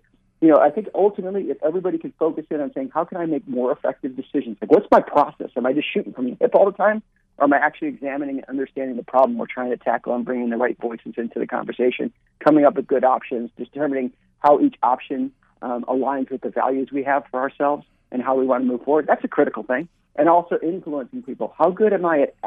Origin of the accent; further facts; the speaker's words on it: Chicago, Illinois, United States; moved away; I grew up in Chicago